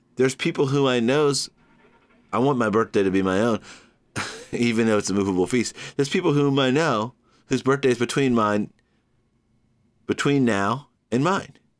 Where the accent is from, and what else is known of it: Georgia, United States; born or raised there; now in New York City, United States